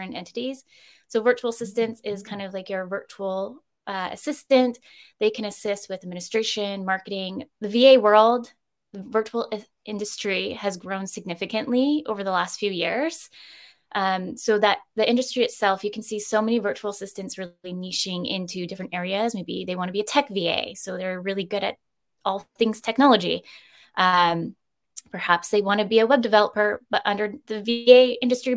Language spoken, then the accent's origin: English; Campbell River, British Columbia, Canada; now in Victoria, Canada; I'm further originally from Up Island, so Canberra River. And I've only ever wanted to live in Victoria.